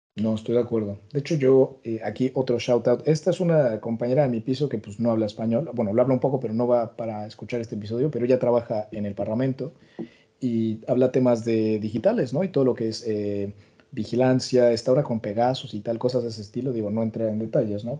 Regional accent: Mexico; now in Brussels, Belgium; Yo que soy mexicano de, pues, eso, nacional española, pero esto aquí en Bruselas puedo trabajar como ciudadano español

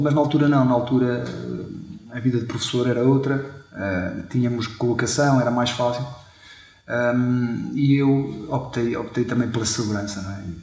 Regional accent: Chaves, Norte, Portugal; fui nascido e criado em, em Chaves, também uma, uma, uma, uma pequena cidade aqui do, do nosso distrito

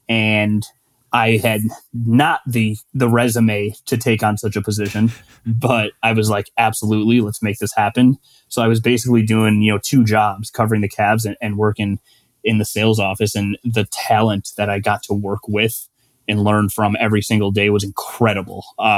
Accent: Milwaukee, Wisconsin, United States; also born or lived in Cleveland; I grew up in Milwaukee, a Packers fan

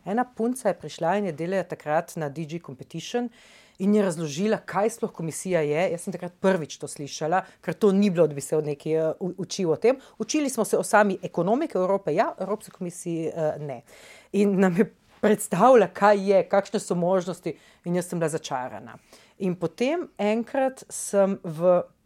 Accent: Nova Gorica, Goriška, Slovenia; prihajam iz Nove Gorice ne? in ja. v bistvu iz stanovanja vidim čez v Italijo

